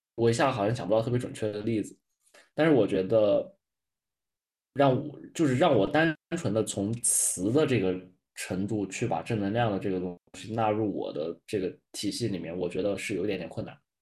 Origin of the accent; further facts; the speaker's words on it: China; 对我们中国人来说